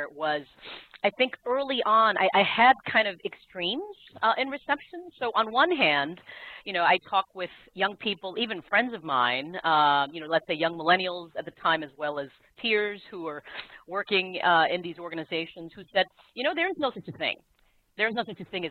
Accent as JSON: {"language": "English", "country": "South Korea", "tie": "born or raised there", "also_born_or_lived": "Asia", "moved": "yes", "lives_now": "United States", "said": "I was born in Korea and grew up in Asia"}